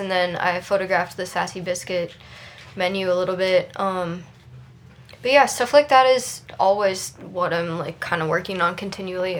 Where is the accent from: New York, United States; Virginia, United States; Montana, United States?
Montana, United States; Billings; we're from Billings